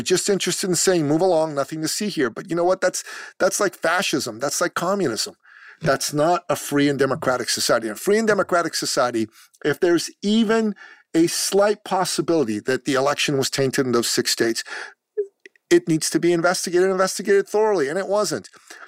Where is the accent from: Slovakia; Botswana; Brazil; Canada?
Canada; And I'm from Canada. I live in Canada.